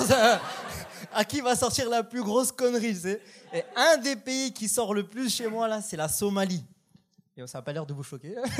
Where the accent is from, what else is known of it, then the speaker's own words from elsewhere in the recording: France; moved away as an adult; now in Canada; je suis français